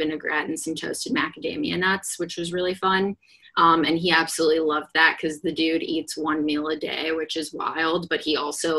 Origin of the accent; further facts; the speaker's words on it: Midwest, United States; I'm from the Midwest